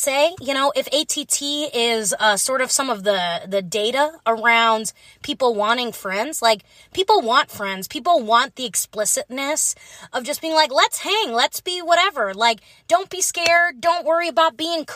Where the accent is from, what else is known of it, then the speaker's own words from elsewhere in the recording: Midwest, United States; now in Los Angeles, United States; I'm from the Midwest.